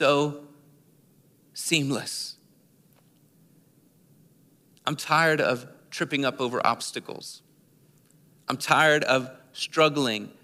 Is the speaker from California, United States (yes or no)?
no; Philadelphia, Pennsylvania, United States; We moved from Philadelphia, the city, to the outer suburbs of Philadelphia